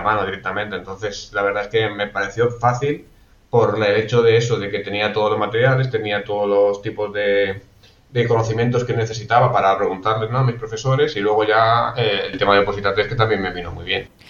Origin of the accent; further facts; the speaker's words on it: Alicante, Valencian Community, Spain; also born or lived in Benidorm; yo soy de Alicante